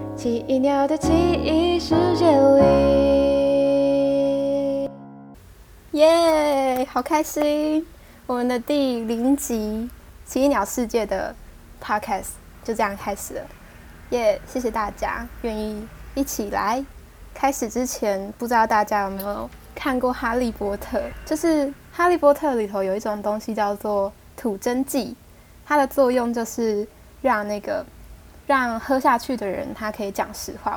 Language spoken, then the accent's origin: Chinese; Taiwan; accent: Taiwanese Mandarin; 我讲话有台湾国语